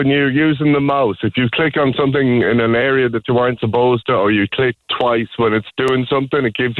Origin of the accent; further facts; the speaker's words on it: Galway, Connacht, Ireland; also born or lived in Douglas, Cork; now in Cork, Ireland; Galway originally, but living in Douglas.